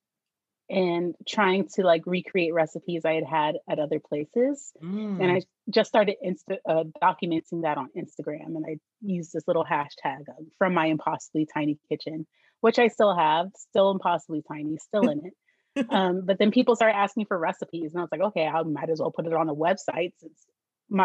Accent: San Diego, California, United States; also born or lived in Philadelphia, Pennsylvania; I'm from San Diego

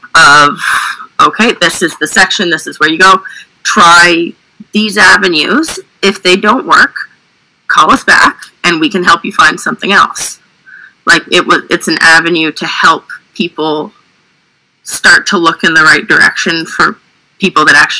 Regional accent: Oromocto, New Brunswick, Canada; now in Fredericton, Canada; Yeah, I'm right in Fredericton. So I grew up in Oromocto and then didn't move too far away.

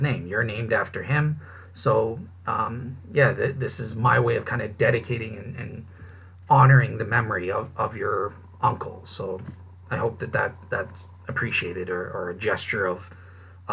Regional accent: Canada; I'm a Canadian

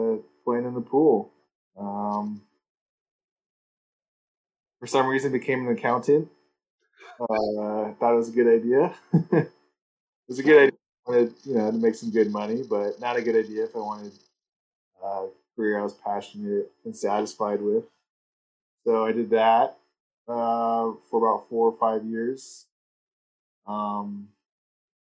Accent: Thousand Oaks, California, United States; also born or lived in Minneapolis, Minnesota / Westlake Village, California / Santa Barbara, California; I grew up in Thousand Oaks.

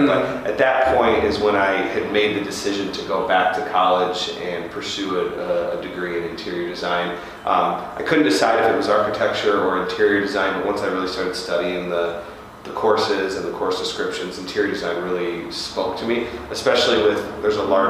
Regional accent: New Baltimore, Michigan, United States; I was originally from New Baltimore, which is on the east side, Macomb County

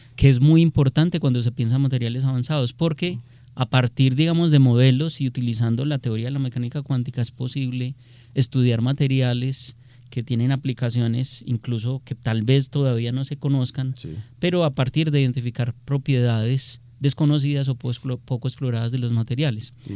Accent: Colombia

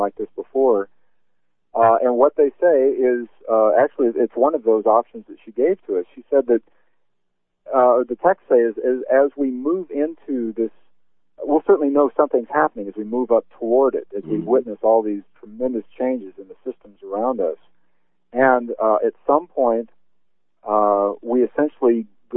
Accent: Kansas City, Missouri, United States; moved away; also born or lived in Independence, Missouri; where I was born

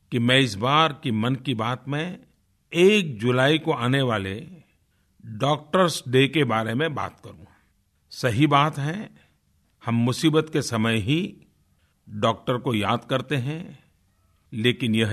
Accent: Tadwa, Uttar Pradesh, India; मगहर के बगल में एक छोटे से गांव टड़वा जो गोरखपुर में है वहाँ का रहने वाला हूँ

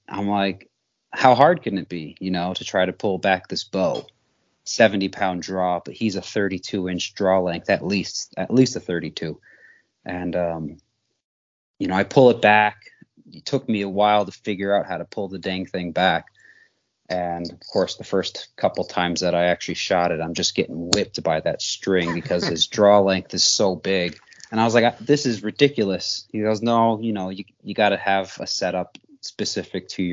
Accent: upstate New York, United States; moved away as an adult; also born or lived in Montana; now in Great Falls, United States; I grew up in New York, upstate New York, and I've been in Montana

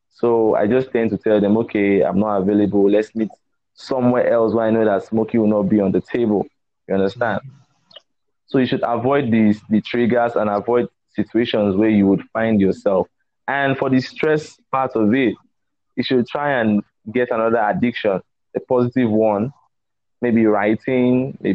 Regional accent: Warri, Delta, Nigeria; Pardon my pidgin, because I grew up in Warri.

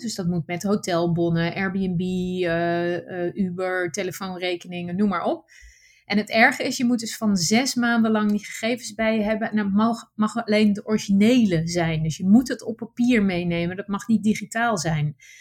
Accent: Netherlands; first language Dutch; moved away as an adult; mijn basis is wel heel Nederlands. Ik ben, hè, de, de, taal is mijn eerste taal.

